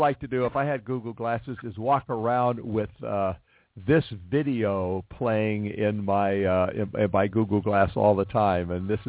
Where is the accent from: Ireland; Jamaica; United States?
United States; Los Angeles, California; That's my hometown you're singing about